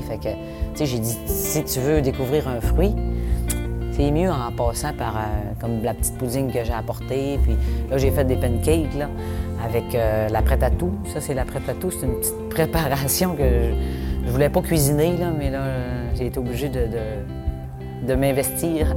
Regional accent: Notre-Dame-de-Lorette, Quebec, Canada; je viens de Notre-Dame-de-Lorette, puis mon chum de Saint-Stanislas, des petits villages. Fait qu'on été élevés sur des fermes

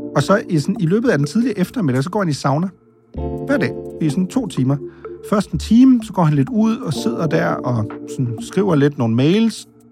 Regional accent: Denmark

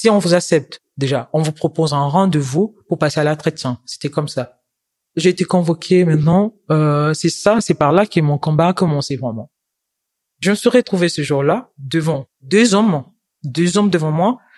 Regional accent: DR Congo; now in France; Je viens de la République démocratique du Congo. Chez moi, j'étais étudiante en sciences informatiques

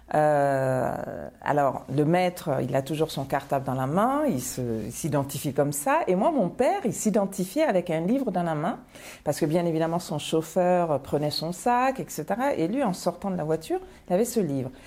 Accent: Paris, Île-de-France, France; born or raised there; also born or lived in Bamako, Mali

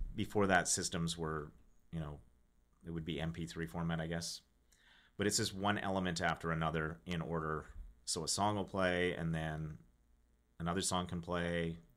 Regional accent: Regina, Saskatchewan, Canada; I'm from Regina, Saskatchewan.

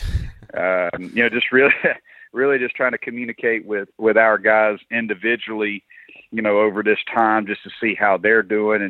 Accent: South Carolina, United States; I'm from South Carolina. I was born here. My whole family's from here. Mom and dad are both from here. Grew up here

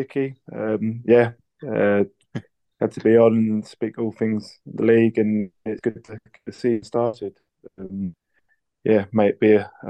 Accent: Southend-on-Sea, East of England, United Kingdom; I'm from the South End area, so I know what's been going on there.

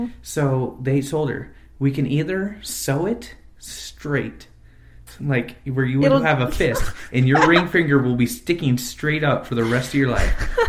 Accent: Exeter, California, United States; also born or lived in Visalia; I was born in a town called Visalia, California, about 130,000 people city in central California, about 45 miles south of Fresno. I grew up in a little town to the east of it called Exeter, on H Street.

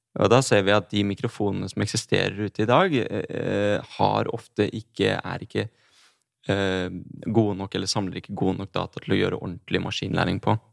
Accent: Drammen, Buskerud, Norway; Jeg er fra Drammen

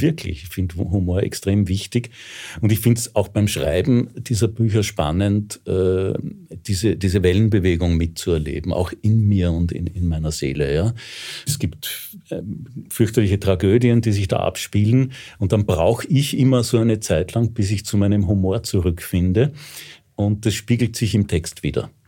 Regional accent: Vienna, Austria; ich bin echter Wiener, ich bin sogar echter Rossauer

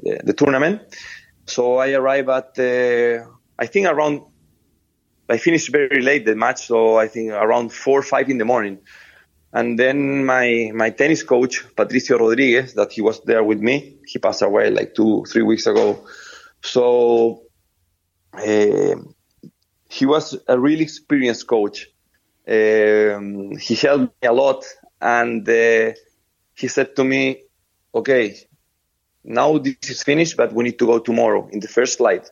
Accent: Viña del Mar, Valparaíso, Chile; English is a second language; I born in Viña del Mar, a small city. I come from Chile.

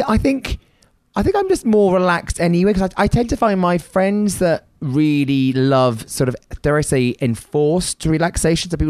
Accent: United Kingdom; being British

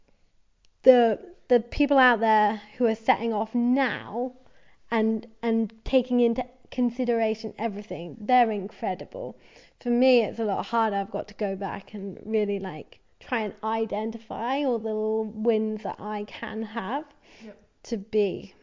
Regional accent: England, United Kingdom; So like growing up in London, seeing so many, or outside of London and going to London, you know what I mean.

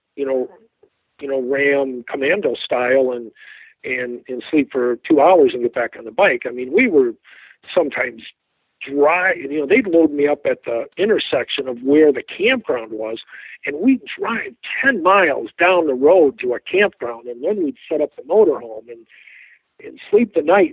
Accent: Midwest, United States; I was from the Midwest.

